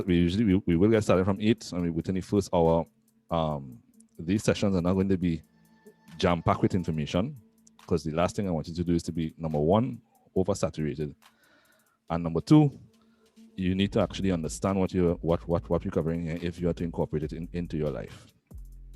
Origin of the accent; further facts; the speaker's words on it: Trinidad & Tobago; I'm actually from the Caribbean, Trinidad and Tobago